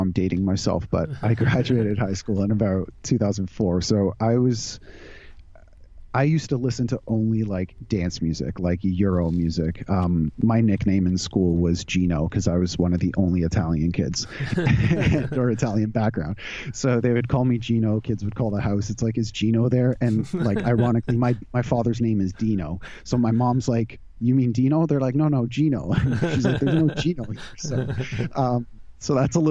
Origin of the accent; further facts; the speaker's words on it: suburb outside Toronto, Ontario, Canada; also born or lived in California; now in Toronto, Canada; I grew up in just outside Toronto, in a suburb outside Toronto